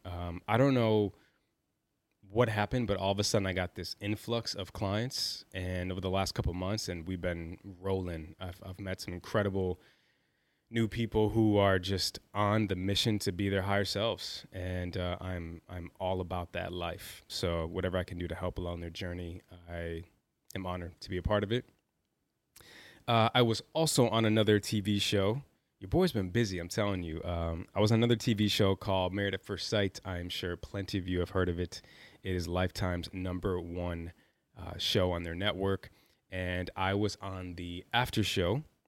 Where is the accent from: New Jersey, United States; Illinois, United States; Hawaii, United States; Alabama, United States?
Illinois, United States; Chicago; also born or lived in New York; I'm a kid from Chicago. Grew up with a single mother